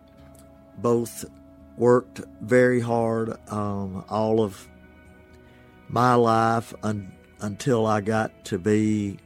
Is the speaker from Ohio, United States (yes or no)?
no; Ashland, Mississippi, United States; now in Oxford, United States; My home is Oxford, Mississippi. My hometown is Ashland, Mississippi